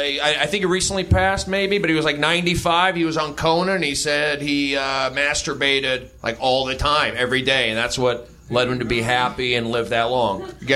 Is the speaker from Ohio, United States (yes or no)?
no; Los Angeles, California, United States; I grew up here in the Valley, San Fernando Valley